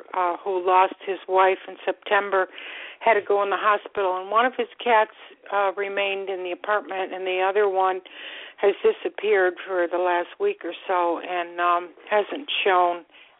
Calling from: Florida, United States; I'm calling from Florida.

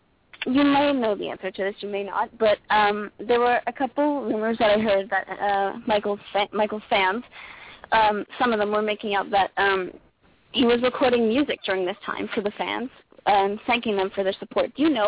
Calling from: Canada; I'm calling from Canada, actually.

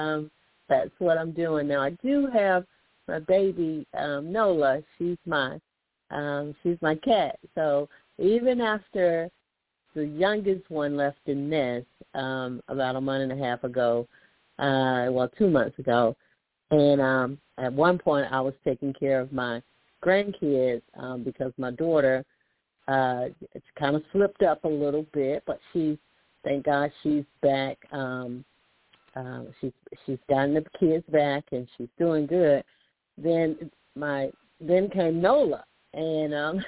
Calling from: Alabama, United States; I'm calling from Alabama

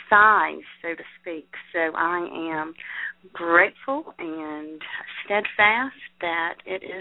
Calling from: Davison, Michigan, United States; I am from Davison, Michigan.

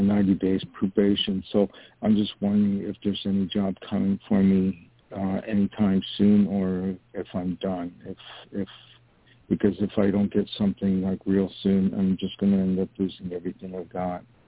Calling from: New York, United States; calling from New York

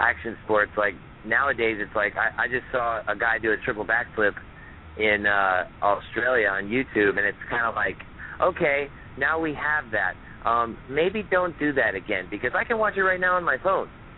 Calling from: San Rafael, California, United States; I'm calling from San Rafael, California, in the NorCal, north of San Francisco

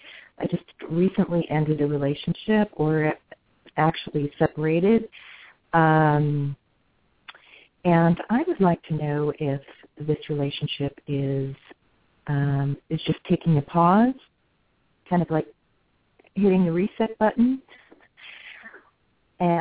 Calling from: California, United States

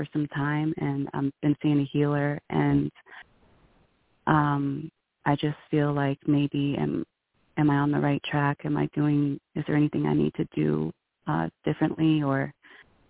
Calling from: New Mexico, United States; I'm calling from New Mexico

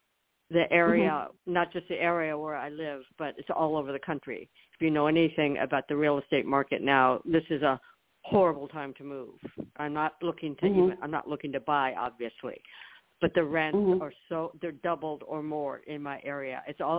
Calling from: Florida, United States; I'm calling from Florida.

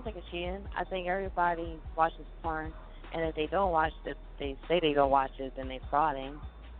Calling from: Pennsylvania, United States

